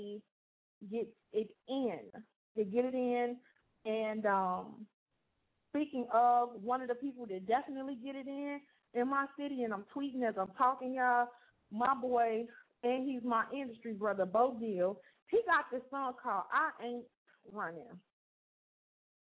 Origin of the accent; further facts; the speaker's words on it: Chicago, Illinois, United States; moved away as an adult; now in Gary, Indiana, United States; I'm from Chicago and I'm here now